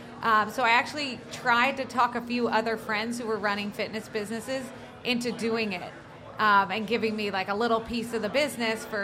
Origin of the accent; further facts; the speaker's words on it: New Jersey, United States; I grew up in New Jersey, went to Duke